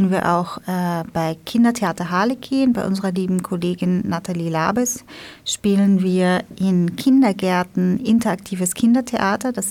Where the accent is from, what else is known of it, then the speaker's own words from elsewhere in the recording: Vienna, Austria; Wir sind aus Wien, ja.